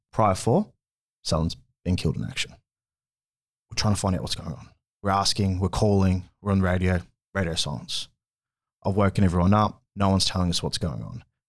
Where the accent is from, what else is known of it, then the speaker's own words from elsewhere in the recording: Sunshine Coast, Queensland, Australia; also born or lived in Armidale, New South Wales / Townsville; I was born in Armidale, New South Wales, but I didn't spend much time there. I was born there and then, uh, I moved with, with my mum to the Sunshine Coast and lived in Kiwana.